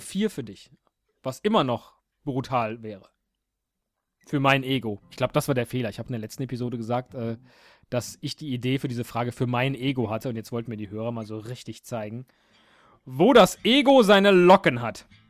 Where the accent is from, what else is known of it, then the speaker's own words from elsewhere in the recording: Rhineland, Germany; Ich komme aus dem Rheinland, da sagt man